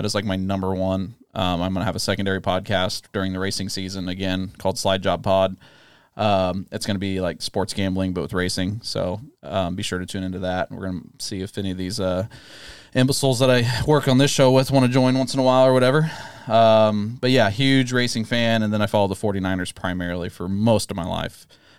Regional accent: Antioch, California, United States; I'm originally from the Bay Area, Antioch, California, just east of Oakland. Grew up with my mom and then, you know, my dad and everything.

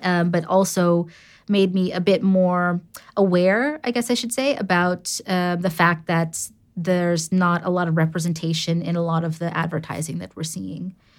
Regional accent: New York City, New York, United States; first language English; moved away as an adult; also born or lived in London; now in Amsterdam, Netherlands; born and raised in New York City

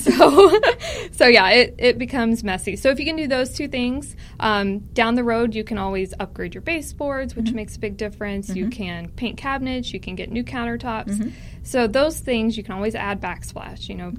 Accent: Tulsa, Oklahoma, United States; Tulsa, Oklahoma.

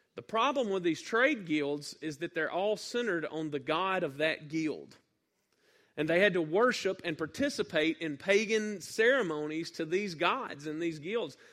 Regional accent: North Mississippi, United States; I'm from North Mississippi

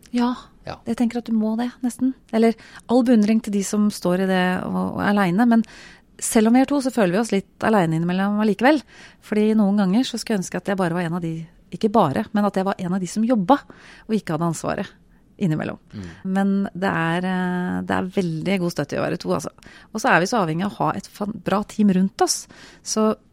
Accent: Buskerud, Norway; Eh, jeg kom jo ikke fra Telemark. Jeg kom fra Buskerud

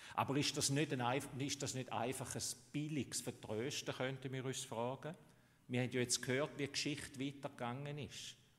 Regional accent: Switzerland; Bei uns in der Schweiz

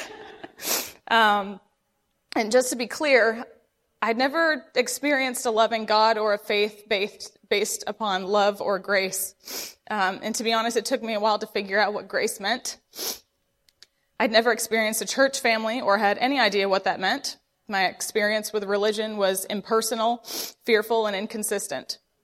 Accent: Vermont, United States; I grew up in Vermont

